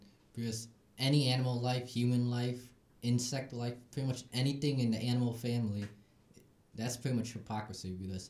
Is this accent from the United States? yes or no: yes; United States; that's pretty much where we grew up based on in America.